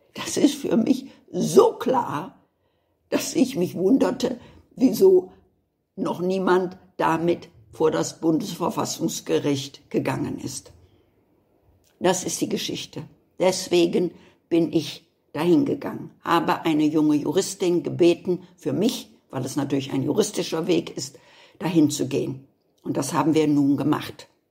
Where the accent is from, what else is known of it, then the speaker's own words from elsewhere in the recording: Germany; dass ich Deutsche bin.